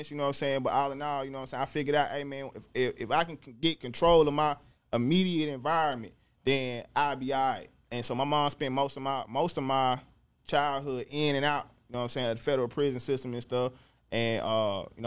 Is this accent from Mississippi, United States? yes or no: yes; Jackson, Mississippi, United States; I'm from the north side of Jackson, Mississippi, Presidential Hills to be exact.